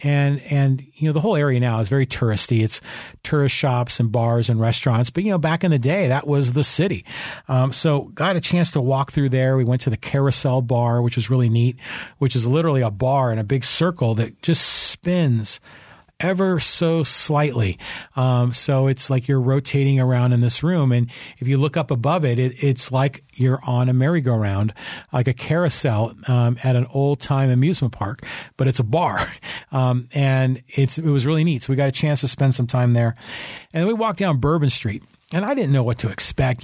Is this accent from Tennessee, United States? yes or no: no; San Francisco, California, United States; I was born in San Francisco